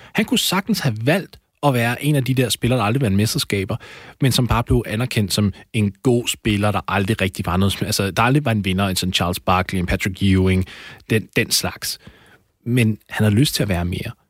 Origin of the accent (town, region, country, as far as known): Denmark